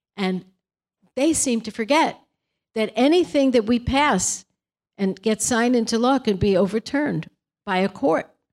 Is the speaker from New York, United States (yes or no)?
yes; Brooklyn, New York, United States; now in California, United States; We're from Brooklyn. We have a different personality.